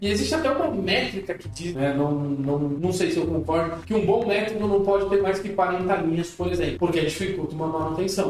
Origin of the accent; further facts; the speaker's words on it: São Bernardo do Campo, São Paulo, Brazil; Como eu sou da ABC, sou de São Bernardo